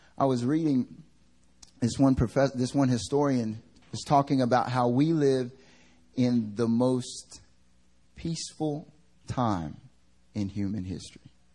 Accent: United States; now in South Korea; I'm American

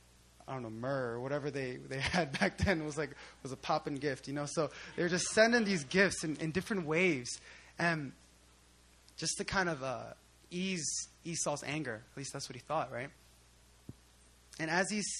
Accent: Philadelphia, Pennsylvania, United States; I grew up in Philly most of my life

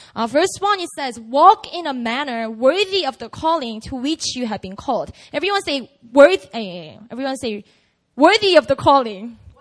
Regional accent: South Korea; I grew up in Korea

